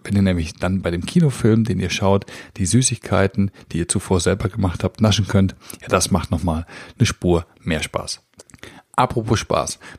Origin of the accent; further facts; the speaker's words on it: North Rhine-Westphalia, Germany; Wir sind als Münsterländer natürlich auf dem Fahrrad quasi geboren und wir fahren sehr viel Fahrrad.